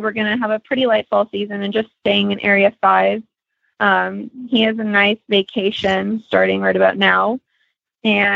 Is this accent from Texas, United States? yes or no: yes; Prosper, Texas, United States; I am from Prosper, Texas